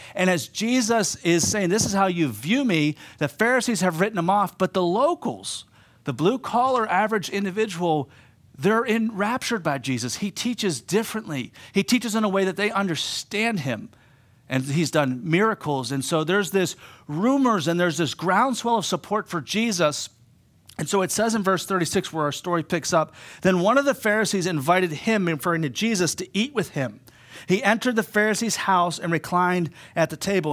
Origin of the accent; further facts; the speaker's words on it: Pittsburgh, Pennsylvania, United States; moved away as an adult; also born or lived in East Homer, New York; now in Homer, United States; I'm from Pittsburgh originally.